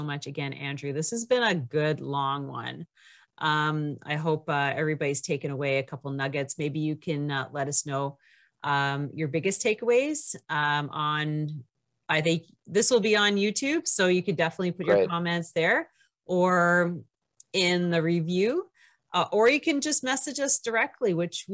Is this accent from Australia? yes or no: no; Canada; I'm Canadian